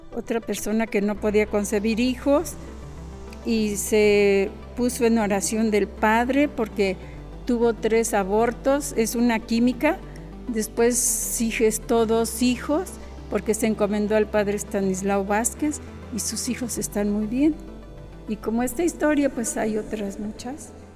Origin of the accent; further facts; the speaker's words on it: Autlán, Jalisco, Mexico; nací en Autlán